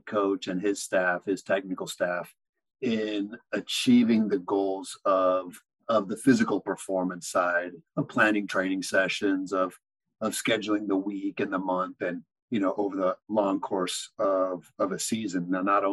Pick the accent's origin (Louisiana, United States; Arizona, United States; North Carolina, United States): Arizona, United States; moved away as an adult; also born or lived in Kansas / Mexico; I grew up in Arizona